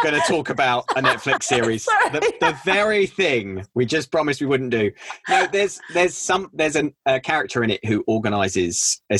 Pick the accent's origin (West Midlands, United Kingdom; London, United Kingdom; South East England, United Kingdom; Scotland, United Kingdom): South East England, United Kingdom; Reigate; I'm from Reigate in Surrey.